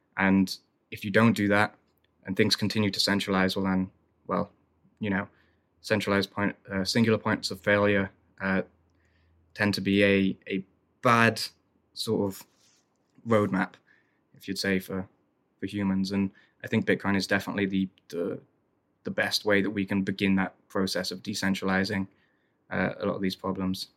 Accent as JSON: {"language": "English", "region": "Wales", "country": "United Kingdom", "tie": "born or raised there", "said": "growing up in Wales"}